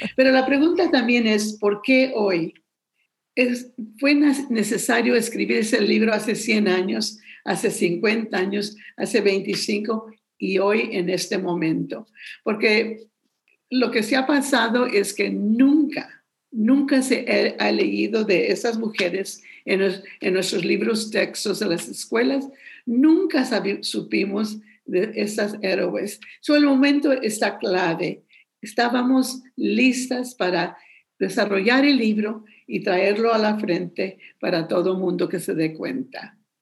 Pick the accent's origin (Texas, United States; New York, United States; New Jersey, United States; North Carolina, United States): Texas, United States; San Antonio; Yo soy de San Antonio, aquí nací, aquí voy a morir, aquí conozco mi historia